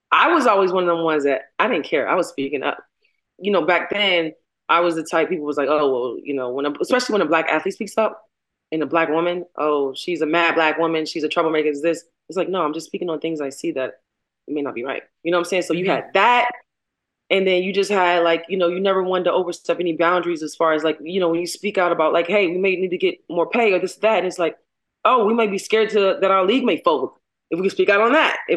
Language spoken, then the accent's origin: English; Baltimore, Maryland, United States; I'm from Baltimore.